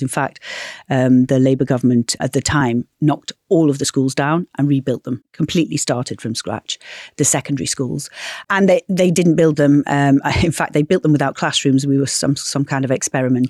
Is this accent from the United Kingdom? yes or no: yes; Knowsley, North West England, United Kingdom; growing up in Knowsley